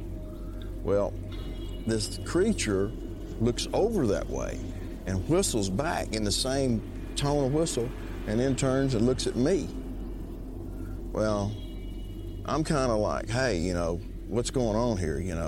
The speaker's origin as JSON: {"language": "English", "area": "Keachi", "region": "Louisiana", "country": "United States", "said": "I'm from Keechaw, Louisiana"}